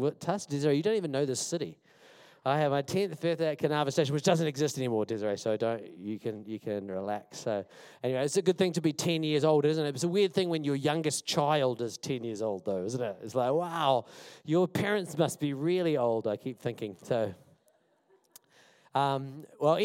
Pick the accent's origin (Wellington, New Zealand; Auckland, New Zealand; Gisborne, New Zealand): Wellington, New Zealand; I'm from Wellington